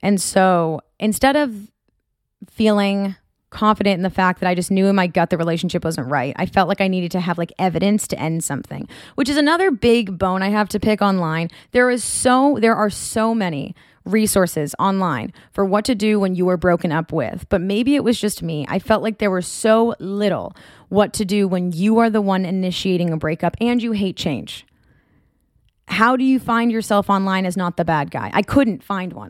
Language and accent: English; Marblehead, Massachusetts, United States; moved away as an adult; now in California, United States; I'm from Marblehead, Massachusetts